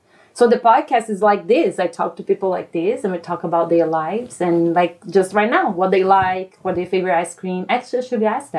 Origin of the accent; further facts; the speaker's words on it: Brasília, Federal District, Brazil; English is a second language; moved away as an adult; now in United States; Brasilia, which is the Brazil's capital. Mom was born there, raised there. And then when I was 29, I came to the United States.